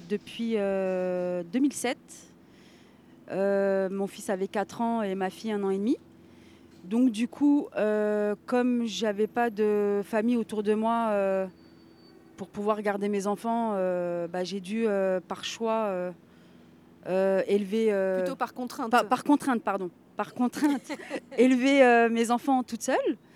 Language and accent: French; Villejuif, Île-de-France, France; comme mon ami Elie, je, je viens aussi de Villejuif.